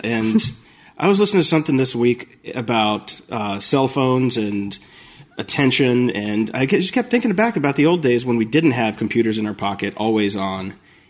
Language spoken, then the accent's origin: English; Chicago, Illinois, United States; because I'm from Chicago.